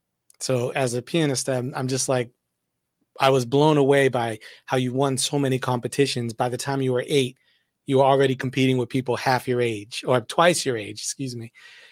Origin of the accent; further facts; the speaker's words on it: Massachusetts, United States; You don't know this because I'm actually born and raised in Massachusetts too. I'm from the North.